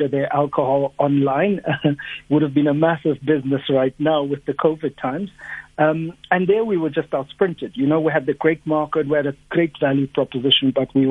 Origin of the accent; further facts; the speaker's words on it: Upington, Northern Cape, South Africa; also born or lived in Gobabis, Namibia; I come from Upington in the Northern Cape. I grew up at Upington